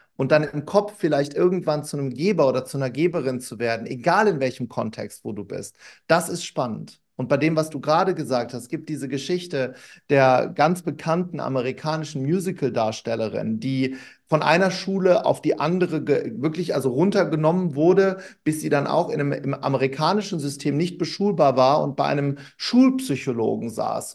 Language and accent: German; Wuppertal, North Rhine-Westphalia, Germany; ich bin in Wuppertal groß geworden